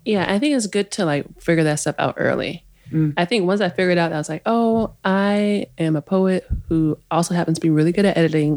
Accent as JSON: {"language": "English", "town": "Oak Park", "region": "Illinois", "country": "United States", "also_born_or_lived": "Crown Heights, New York", "moved": "as an adult", "lives_now": "New York, United States", "said": "So I'm from Oak Park, and yeah, when I come home, I'm staying in Oak Park."}